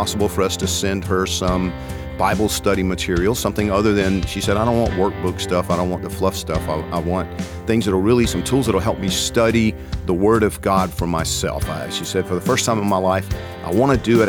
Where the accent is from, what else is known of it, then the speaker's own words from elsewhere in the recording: Georgia, United States; I'm from Georgia